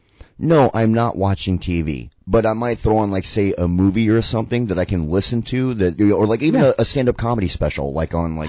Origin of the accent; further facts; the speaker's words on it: Sarasota, Florida, United States; also born or lived in Key West; I used to live in Key West, you know, you or everybody who knows me knows that that's my heart. You know, Sarasota is my hometown, you know, and it has my heart as well. It's kind of 50-50, but the other half of me is always going to be from Key West.